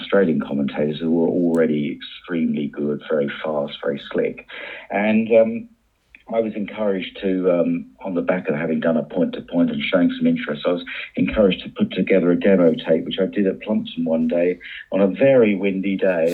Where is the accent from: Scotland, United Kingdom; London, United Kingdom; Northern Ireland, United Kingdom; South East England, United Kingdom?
South East England, United Kingdom; Shoreham-by-Sea; my hometown of Shoreham-by-Sea